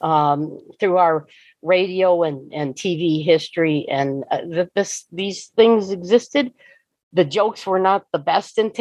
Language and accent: English; Detroit, Michigan, United States; growing up in the Detroit area